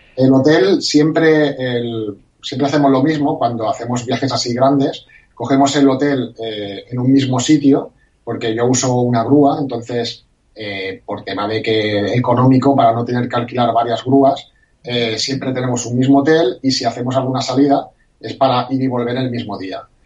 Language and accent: Spanish; Barcelona, Catalonia, Spain; la gente como yo que somos de Barcelona